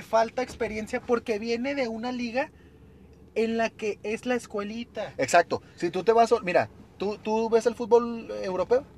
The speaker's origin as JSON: {"language": "Spanish", "town": "El Paso", "region": "Texas", "country": "United States", "said": "yo soy del paso, no, yo soy más mexicano que nada"}